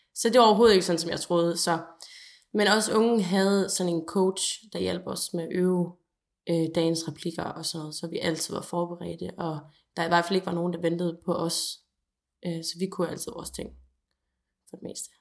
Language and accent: Danish; North Jutland, North Denmark Region, Denmark; som nordjyde